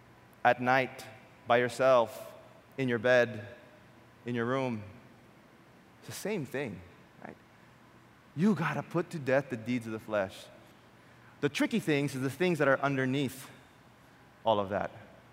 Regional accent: Quezon City, Metro Manila, Philippines; And in my mind, if I told them I came from Quezon City, they would send me back.

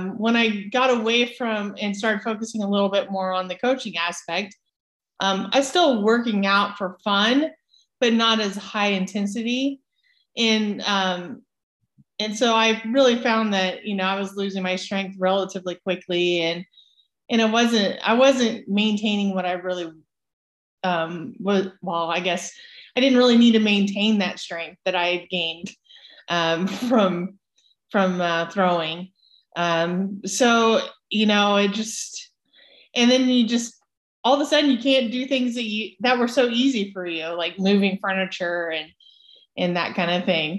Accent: Emporia, Kansas, United States; moved away; I grew up in Kansas on a farm and got into athletics pretty early age in Emporia

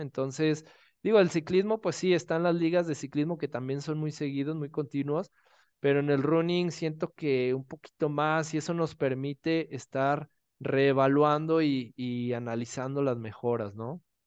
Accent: Guadalajara, Jalisco, Mexico; now in Mexico City, Mexico; yo soy de Guadalajara, actualmente vivo en Ciudad de México

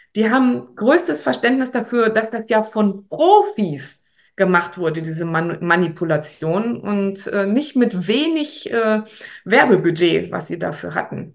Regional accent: Paderborn, North Rhine-Westphalia, Germany; bei uns in Paderborn

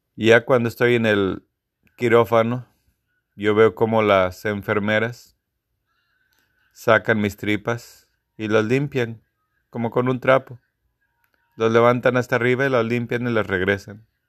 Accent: Guanajuato, Mexico; Soy de la segunda generación de la escuela de mi pueblo.

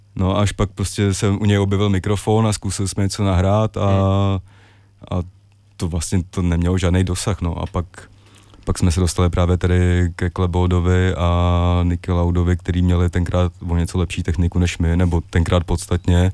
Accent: Prague, Czechia; jsem jako vyrůstal mm, většinu ho děsí ve Strašnicích

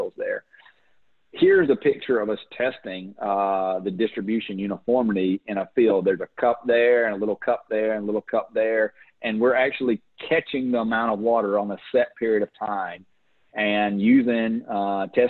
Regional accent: United States; also born or lived in Louisiana / Florida; I'm from Florida and Louisiana

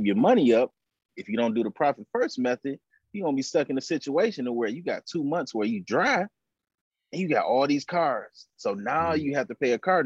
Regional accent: Pontiac, Michigan, United States; also born or lived in Chicago, Illinois; now in Atlanta, United States; I'm originally from Chicago. And then I grew up in Pontiac, Michigan

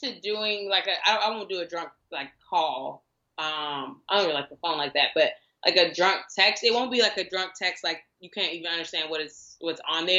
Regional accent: Houston, Texas, United States; also born or lived in Indiana; I'm originally from Houston, but I've been here 14 years. I came here from Indiana, which is where I graduated from high school.

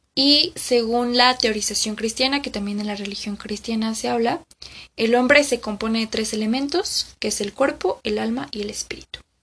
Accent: Mexico; aquí en mi país, que es México

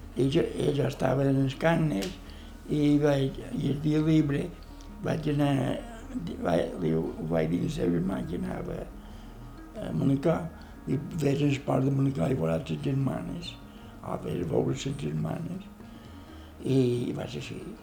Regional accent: Palma, Balearic Islands, Spain; also born or lived in England / France / Netherlands; Jo vaig néixer aquí a Palma.

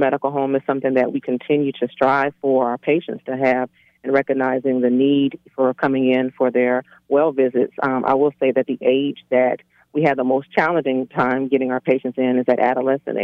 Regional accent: Pensacola, Florida, United States; moved away as an adult; now in Atlanta, United States; I'm originally from Pensacola, Florida.

